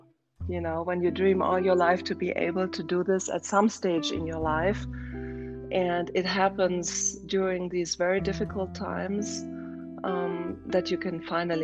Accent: Berlin, Germany; moved away as an adult; now in Scottsdale, United States; I was born in Berlin, and okay. I grew up in Germany

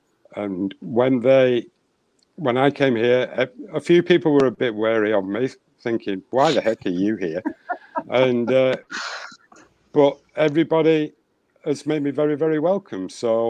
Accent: England, United Kingdom; moved away as an adult; now in Northern Minnesota, United States; I'm from the United Kingdom. I'm from England. And when I came here, I've been here 20 years.

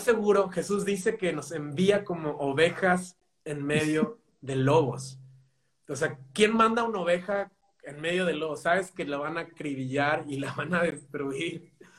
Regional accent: Mexico; now in Spain; yo soy de México.

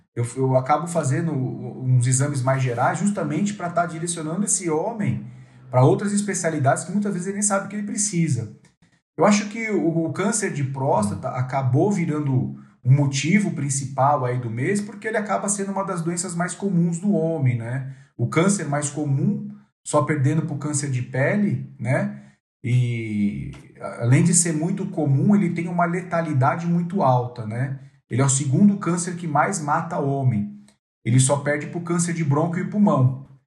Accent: São Paulo, Brazil; also born or lived in São José do Rio Preto; Eu sou paulistano

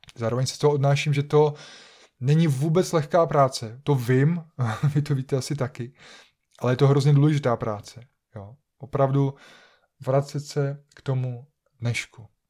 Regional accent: Czechia; jako Češi, jako obyvatelé České republiky nebo, nebo Slovenské republiky

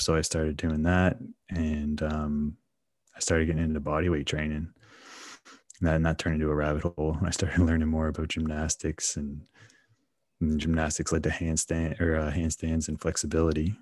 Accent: Canada; growing up in Canada

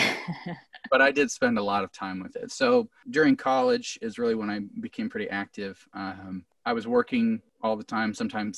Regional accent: Camdenton, Missouri, United States; I grew up in Camdenton, which is Lake of the Ozarks

